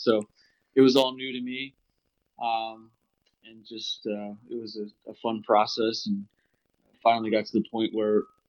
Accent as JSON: {"language": "English", "region": "Pennsylvania", "country": "United States", "tie": "born or raised there", "said": "born and raised in Pennsylvania, which is you know, so grew up a hunter"}